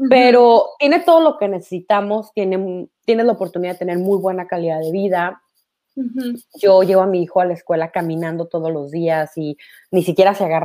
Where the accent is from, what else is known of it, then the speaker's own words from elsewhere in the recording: Sonora, Mexico; moved away as an adult; also born or lived in Mexico City; now in Paris, France; Eh, yo eh, soy mexicana, soy del norte de México, de Sonora, y viviendo en la Ciudad de México conocí a Jean Christophe, mi ahora esposo